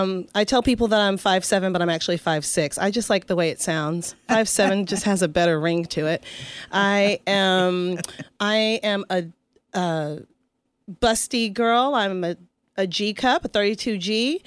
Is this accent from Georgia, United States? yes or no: yes; Atlanta, Georgia, United States; I'm from Atlanta, Georgia.